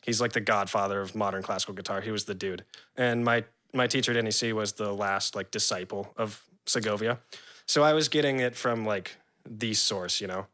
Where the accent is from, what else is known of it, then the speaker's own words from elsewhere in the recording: San Diego, California, United States; moved away as an adult; also born or lived in New Orleans / Virginia / Jacksonville; my dad moved to San Diego, California. And that's where I grew up from, like, five until college, you know, like, eighteen